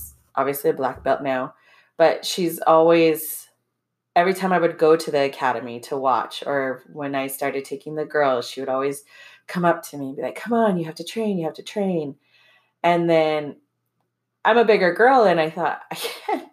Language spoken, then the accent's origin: English; Hawaii, United States; also born or lived in Michigan; we're from Hawaii